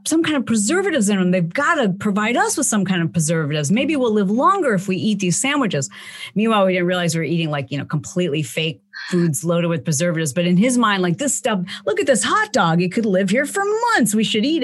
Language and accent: English; Michigan, United States; I grew up in the Midwest in Michigan